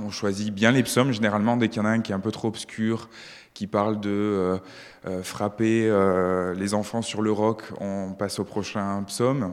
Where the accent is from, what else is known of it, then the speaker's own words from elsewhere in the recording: France; moved away as an adult; now in Switzerland; je suis un, immigré euh, français en Suisse